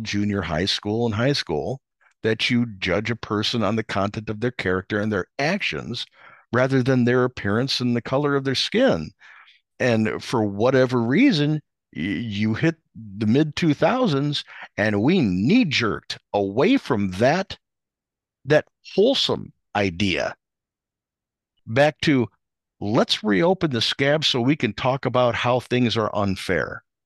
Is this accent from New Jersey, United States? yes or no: no; outside of Chicago, Illinois, United States; where I grew up outside of Chicago